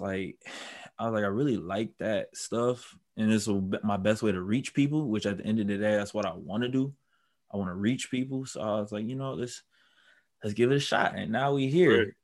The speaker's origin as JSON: {"language": "English", "town": "Milwaukee", "region": "Wisconsin", "country": "United States", "tie": "born or raised there", "also_born_or_lived": "Brown Deer, Wisconsin", "said": "I'm from Milwaukee. I was born and raised there"}